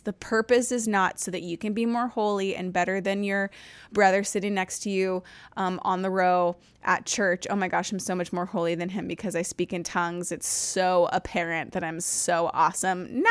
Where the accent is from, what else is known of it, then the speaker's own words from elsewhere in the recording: Nevada, United States; also born or lived in California; I grew up in a Baptist church until I was around nine years old, and then we moved from California to Nevada for a church plant